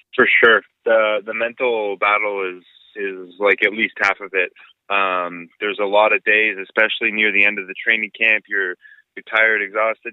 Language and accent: English; Ontario, Canada; born or raised there